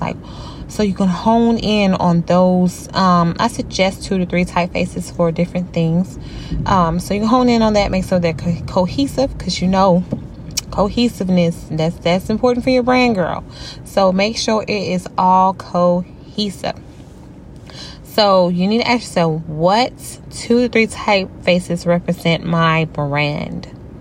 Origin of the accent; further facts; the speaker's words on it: Louisiana, United States; I am from Louisiana